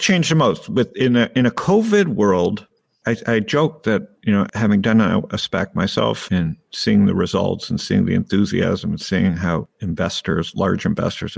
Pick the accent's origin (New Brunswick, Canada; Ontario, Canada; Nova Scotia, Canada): Ontario, Canada; Toronto; I grew up in Toronto